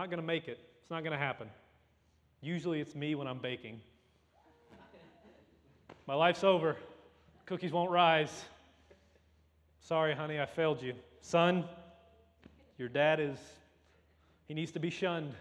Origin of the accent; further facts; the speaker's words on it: Louisiana, United States; I'm from Louisiana